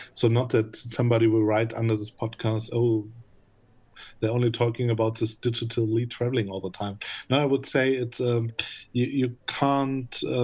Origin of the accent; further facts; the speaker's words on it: Magdeburg, Saxony-Anhalt, Germany; moved away; also born or lived in Berlin; I'm original from Magdeburg